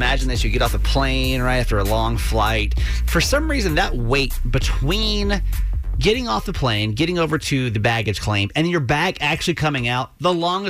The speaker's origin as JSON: {"language": "English", "region": "Georgia", "country": "United States", "moved": "yes", "said": "I'm from Georgia originally"}